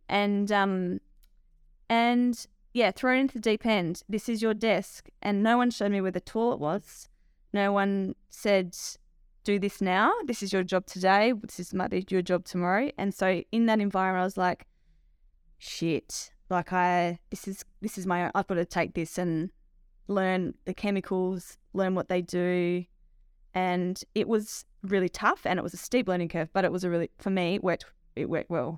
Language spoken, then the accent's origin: English; Lameroo, South Australia, Australia; We farm at Lamoree in the southern valley of South Australia